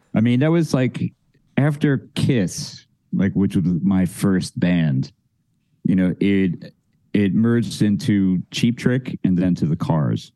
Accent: Philadelphia, Pennsylvania, United States; I grew up in you know you know where I grew up in West Philadelphia

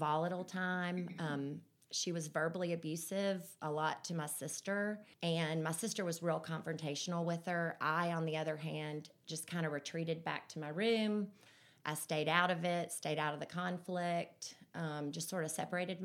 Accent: Birmingham, Alabama, United States; also born or lived in Vestavia Hills, Alabama; I was born right here in Birmingham. I've lived in Vestavia my whole life

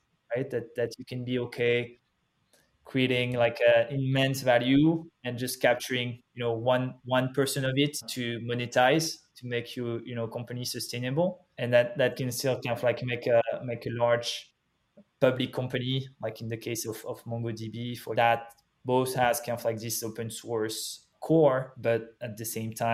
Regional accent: France; accent: French; English is a second language; moved away; also born or lived in Paris; Back in Paris, French, obviously, as you can hear from my from my accent.

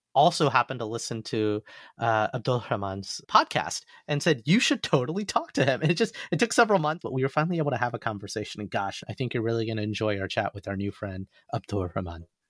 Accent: Alabama, United States; now in New York, United States; all my friends from Alabama get really mad at me that I don't own up to being born and raised in the South

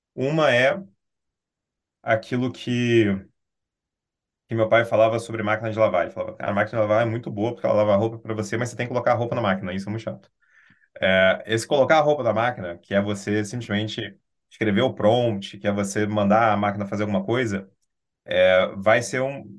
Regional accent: Brazil

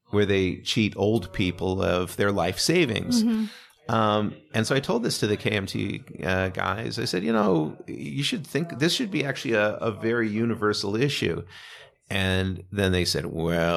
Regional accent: United States; I'm not saying that as an American

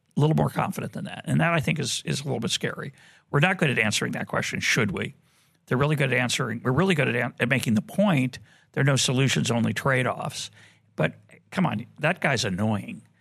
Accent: Boston, Massachusetts, United States; now in Jerusalem, Israel; I grew up in Boston

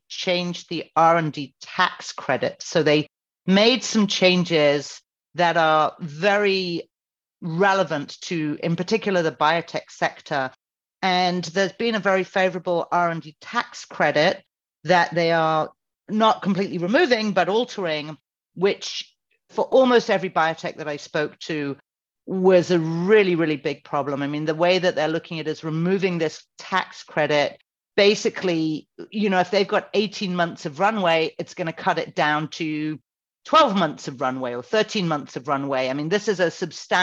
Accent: United Kingdom; now in United States

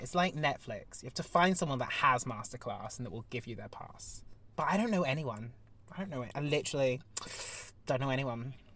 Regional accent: Devon, South West England, United Kingdom; me being Devonian

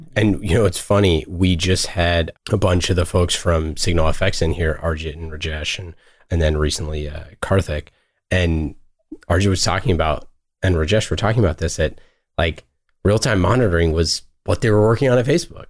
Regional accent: Oakland, California, United States; I was born and raised in Oakland

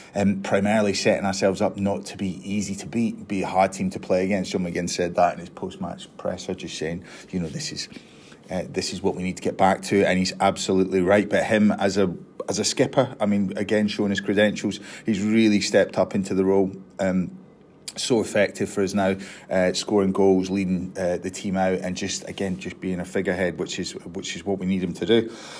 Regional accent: Scotland, United Kingdom

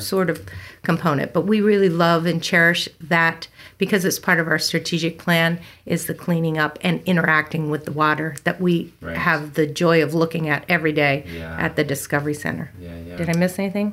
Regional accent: Newark, Delaware, United States; moved away as an adult; also born or lived in Elkton, Maryland / Dover, Delaware; now in California, United States; I grew up in Newark, Delaware, and then moved my formative years down to Dover and then up to the U of D for college

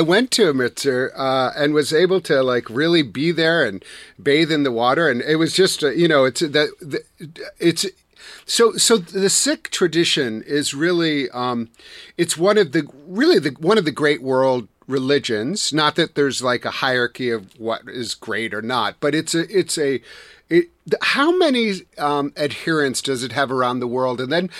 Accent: Wisconsin, United States; And then, of course, I'm from Wisconsin.

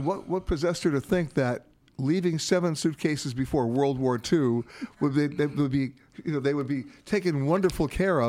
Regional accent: United States; me as an American.

